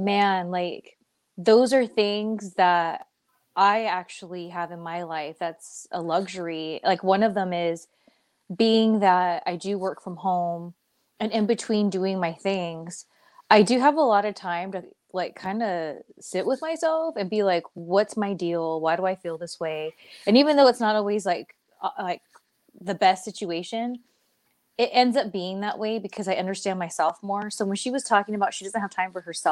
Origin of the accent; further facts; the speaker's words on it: Southern California, United States; I'm from SoCal